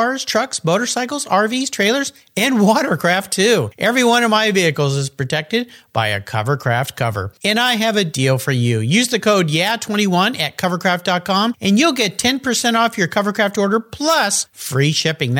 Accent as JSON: {"language": "English", "region": "Southern California", "country": "United States", "tie": "born or raised there", "said": "I grew up in Southern California, being close to the beach"}